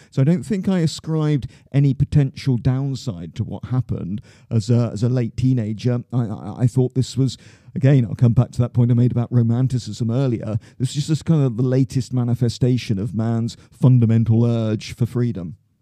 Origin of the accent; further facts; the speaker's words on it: Plymouth, South West England, United Kingdom; moved away as an adult; now in London, United Kingdom; I grew up in Plymouth in Devon